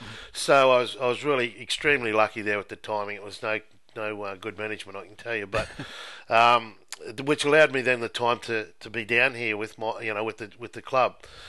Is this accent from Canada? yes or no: no; Queensland, Australia; being a Queenslander